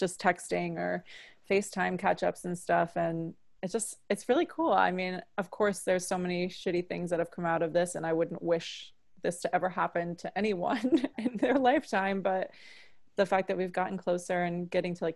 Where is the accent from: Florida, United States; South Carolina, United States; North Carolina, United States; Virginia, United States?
Florida, United States; Boca Raton; also born or lived in New York; I'm originally from Boca Raton, Florida, born and raised.